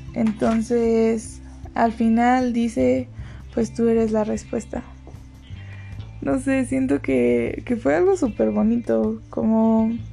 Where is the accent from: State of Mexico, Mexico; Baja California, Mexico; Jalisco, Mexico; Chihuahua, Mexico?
State of Mexico, Mexico; Tengo 22 años y soy del, Estado de México.